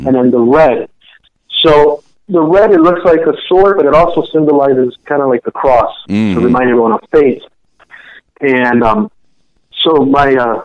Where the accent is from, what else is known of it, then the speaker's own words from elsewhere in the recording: Chicago, Illinois, United States; I was actually born in Chicago.